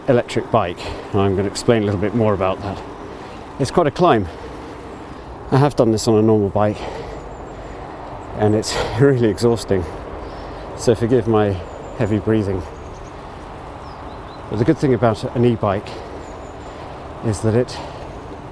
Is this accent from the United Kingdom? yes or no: yes; Abergavenny, Wales, United Kingdom; Abergavenny, my hometown